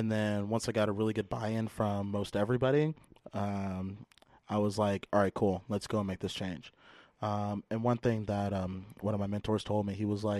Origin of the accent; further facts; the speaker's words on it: San Jose, California, United States; I'm born and raised in San Jose, California.